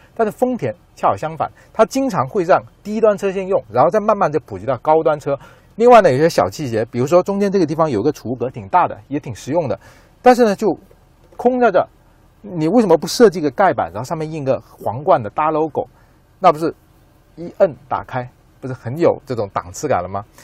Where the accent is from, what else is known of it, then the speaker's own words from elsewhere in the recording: southern China, China; 和我一样在南方长大